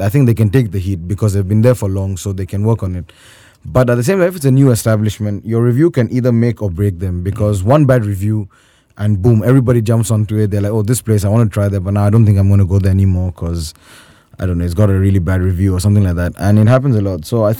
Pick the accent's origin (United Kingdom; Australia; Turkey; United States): Turkey; Hello, I'm Turkish, Johnny, I'm not Indian.